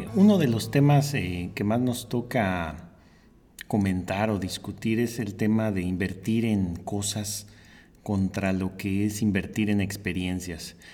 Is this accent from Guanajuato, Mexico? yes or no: no; Mexico City, Mexico; moved away; yo vengo de la Ciudad de México